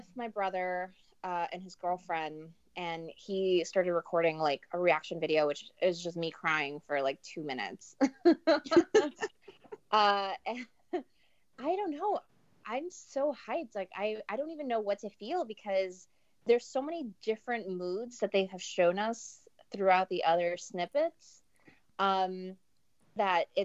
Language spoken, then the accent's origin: English; New York City, New York, United States